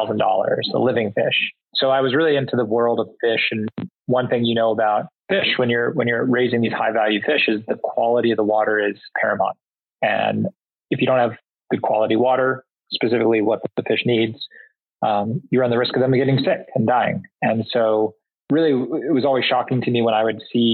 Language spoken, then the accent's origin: English; Singapore; moved away; I grew up predominantly in Southeast Asia and Singapore